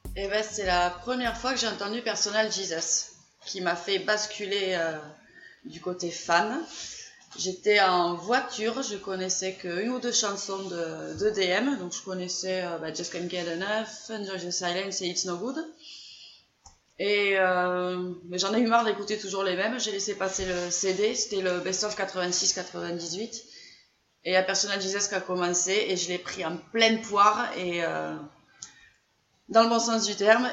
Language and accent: French; Gers, Occitania, France; accent: southern; je suis du Gers, comme ça s'attend, hein, j'ai l'accent du Sud